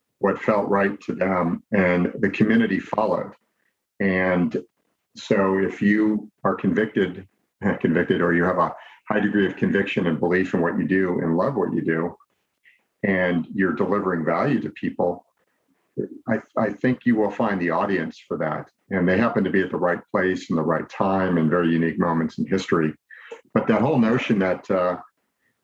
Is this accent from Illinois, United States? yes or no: yes; Chicago, Illinois, United States; moved away as an adult; also born or lived in Los Angeles, United States; now in Orange County, United States; I grew up in the Midwest and in the Chicago area